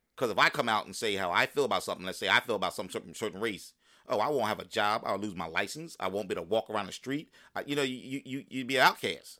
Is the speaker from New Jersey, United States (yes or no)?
yes; Palmyra, New Jersey, United States; also born or lived in Philadelphia, Pennsylvania / Willingboro, New Jersey; I grew up in Burlington County when I came, came back from Philly